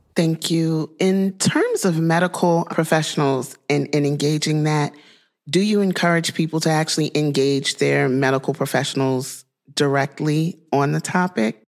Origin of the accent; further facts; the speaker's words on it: Louisiana, United States; my home state of Louisiana